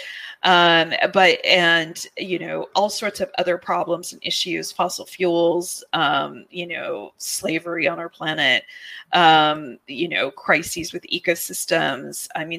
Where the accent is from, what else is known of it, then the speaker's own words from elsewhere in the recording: California, United States; I'm from California